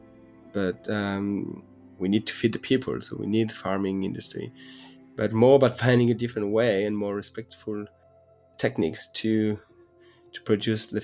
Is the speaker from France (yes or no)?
yes; France; I was born and raised in France, the son of a beekeeper and botanist.